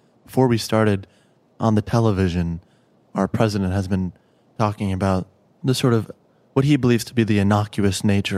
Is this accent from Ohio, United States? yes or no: no; Chicago, Illinois, United States; I'm from Chicago.